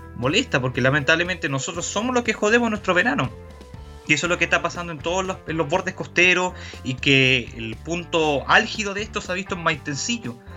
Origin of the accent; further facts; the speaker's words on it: Viña del Mar, Valparaíso, Chile; yo soy oriundo de Viña del Mar, vivo acá, he hecho toda mi vida acá